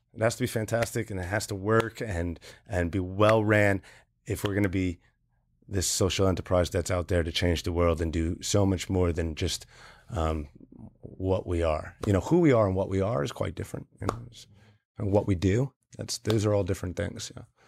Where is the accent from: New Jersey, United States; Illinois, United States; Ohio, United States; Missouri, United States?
New Jersey, United States; I'm from New Jersey.